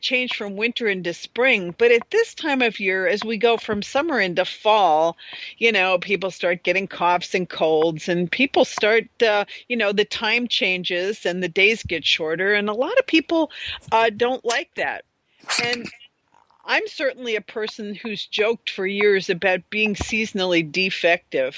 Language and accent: English; New York, United States; we grew up in New York, and we haven't seen many of these people since grade school